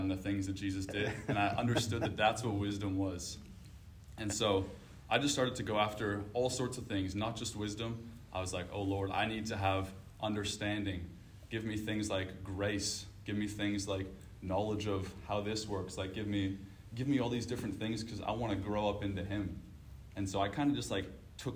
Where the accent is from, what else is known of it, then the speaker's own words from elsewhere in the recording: Canada; moved away; I'm from Canada